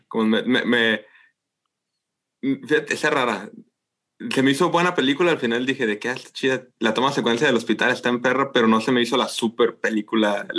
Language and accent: Spanish; Mexico; nosotros somos, los mexicanos